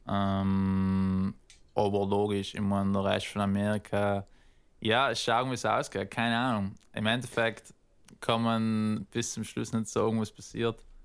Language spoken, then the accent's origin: German; South Tyrol, Trentino-Alto Adige, Italy; moved away as an adult; also born or lived in Northern California; now in United States; als Südtiroler, weißt du, ist man eigentlich echt fein aufgewachsen